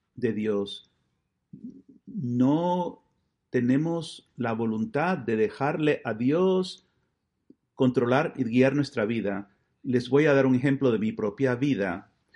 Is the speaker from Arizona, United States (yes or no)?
no; Buffalo, New York, United States; En la diócesis de Buffalo, de donde yo vengo